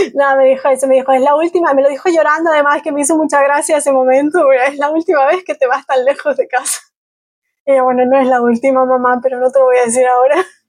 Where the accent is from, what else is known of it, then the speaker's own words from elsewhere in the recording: Galicia, Spain; first language Spanish; al final soy gallega, pero me conozco tres sitios de Galicia, me conozco mejor Malasia o Vietnam que mi propia tierra